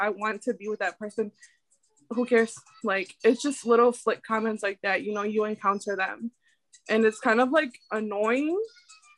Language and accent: English; Panama; I'm from Panama. I was born in Panama.